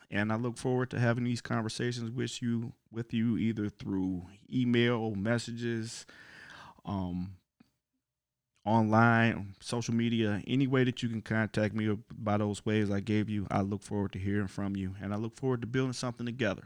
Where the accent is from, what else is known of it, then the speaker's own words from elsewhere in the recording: Cleveland, Ohio, United States; now in Chicago, United States; I'm originally from Cleveland, Ohio, but right now I live in the great city of Chicago, Illinois